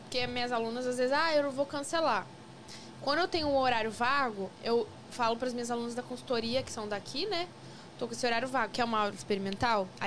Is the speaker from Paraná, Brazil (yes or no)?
yes; Paraná, Brazil; accent: Paraná; O sotaque paranaense